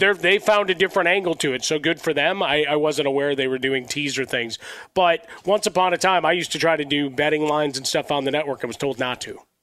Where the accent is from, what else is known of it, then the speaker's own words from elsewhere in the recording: Chicago, Illinois, United States; growing up in Chicago